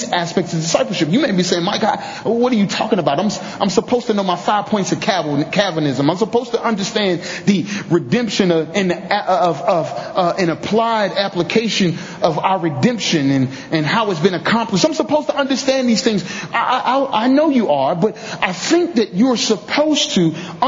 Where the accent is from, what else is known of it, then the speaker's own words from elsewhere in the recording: St. Louis, Missouri, United States; I'm from St. Louis, Missouri